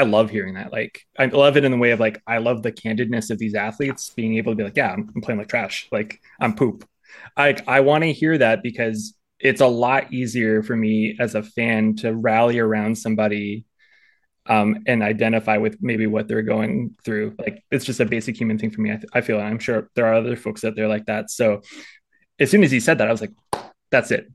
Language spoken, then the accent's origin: English; Chetwynd, British Columbia, Canada; I grew up in Northern British Columbia for most of my life.